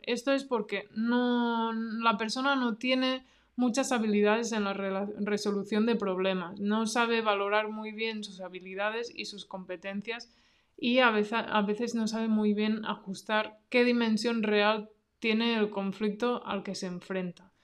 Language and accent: Spanish; near Barcelona, Catalonia, Spain; yo pues soy de Cataluña, ¿no? De cerca de Barcelona